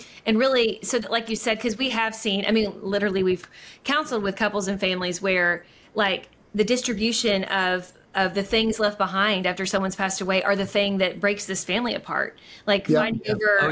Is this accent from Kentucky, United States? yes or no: yes; Kentucky, United States; now in Georgia, United States; when we live away from our home state, we're from Kentucky, we live in Georgia.